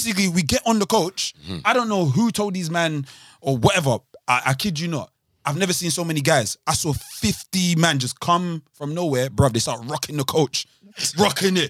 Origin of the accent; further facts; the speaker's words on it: London, United Kingdom; I'm from Southwark